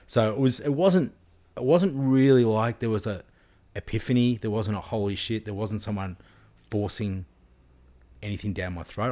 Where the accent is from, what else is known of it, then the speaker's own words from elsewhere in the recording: Frankston, Victoria, Australia; I was from Frankston